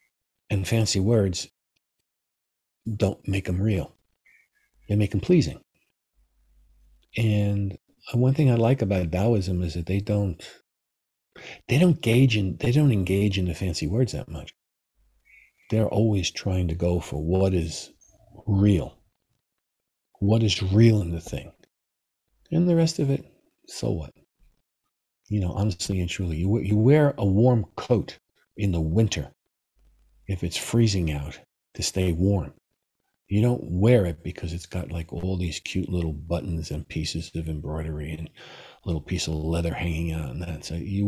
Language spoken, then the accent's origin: English; New York City, New York, United States; moved away; I'm from New York City. And New York City can be pretty rough.